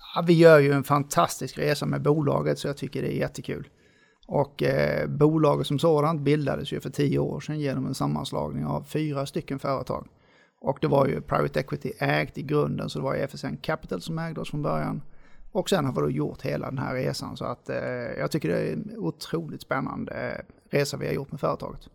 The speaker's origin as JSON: {"language": "Swedish", "town": "Lund", "region": "Skåne", "country": "Sweden", "tie": "born or raised there", "moved": "as an adult", "lives_now": "Gothenburg, Sweden", "said": "Jag är född och uppvuxen i Lund, så jag kommer från Skåne."}